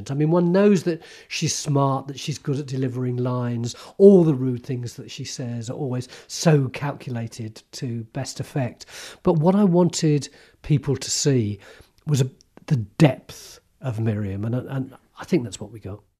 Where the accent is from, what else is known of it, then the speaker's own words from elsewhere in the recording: London, United Kingdom; my mum have always done all our lives is put on a posh voice to try and obscure the fact that we came from East London.